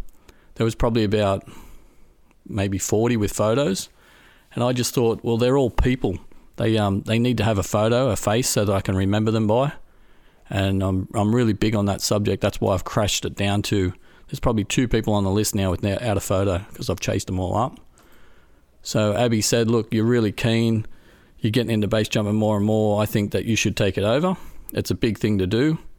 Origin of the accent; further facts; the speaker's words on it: Australia; moved away as an adult; now in Europe; I grew up in Australia. and moved to Europe for work in around about 2001, 2003 as a bus driver, of all things, for backpackers.